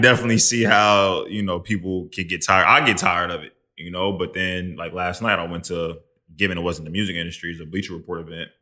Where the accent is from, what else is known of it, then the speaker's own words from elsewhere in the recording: Midwest, United States; now in New York, United States; I'm from the Midwest